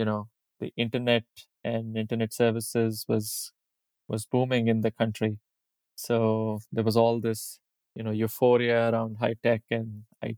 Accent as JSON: {"language": "English", "town": "New Delhi", "region": "Delhi", "country": "India", "tie": "born or raised there", "moved": "yes", "said": "I did all my schooling there, all the way from my parents are still living there. So born and raised there"}